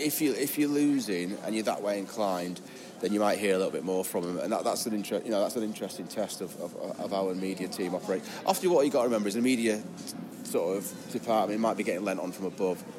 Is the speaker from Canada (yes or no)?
no; Lancaster, North West England, United Kingdom; accent: Lancaster; also born or lived in Camberwell, London; I was born in London, Camberwell. But my accent's Lancaster, which is obviously about an hour north of here. Uh, but I lived in London best part of 20 years.